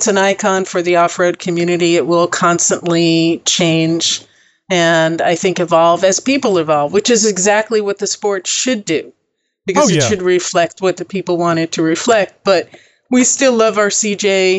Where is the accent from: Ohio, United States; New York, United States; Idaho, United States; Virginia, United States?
New York, United States; born there; moved away as an adult; also born or lived in Texas / New Mexico / California; I was born in New York. Traveled a lot. I left with a backpack, literally. When I was 18, traveled around the world.